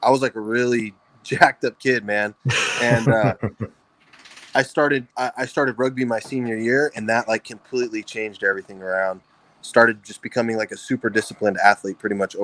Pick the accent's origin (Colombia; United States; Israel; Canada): United States; Fresno, California; moved away as an adult; Fresno, my hometown. I was living with my parents